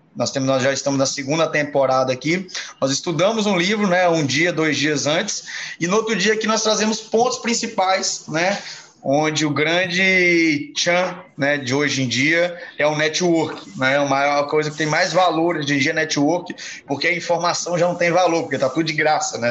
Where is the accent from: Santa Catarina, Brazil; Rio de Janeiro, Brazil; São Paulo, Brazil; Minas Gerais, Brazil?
Minas Gerais, Brazil; moved away; also born or lived in Ponta Negra; eu sou mineiro